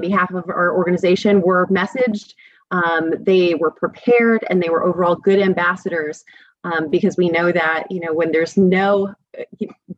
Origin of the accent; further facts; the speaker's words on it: New Jersey, United States; moved away as an adult; now in California, United States; growing up in Jersey